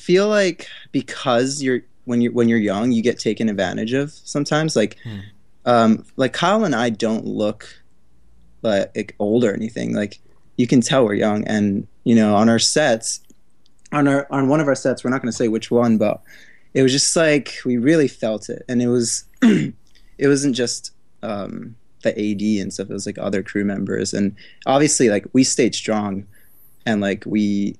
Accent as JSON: {"language": "English", "region": "Tokyo", "country": "Japan", "moved": "as an adult", "lives_now": "New York, United States", "said": "Yeah, and I'm from Tokyo originally. So like I moved here for for college, like three, four years ago."}